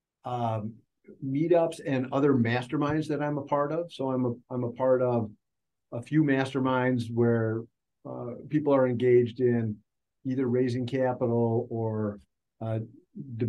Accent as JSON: {"language": "English", "region": "Minnesota", "country": "United States", "said": "I'm from Minnesota"}